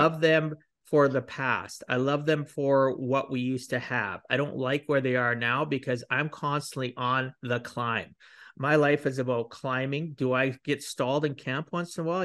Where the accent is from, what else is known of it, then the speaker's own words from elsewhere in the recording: Canada; I'm Canadian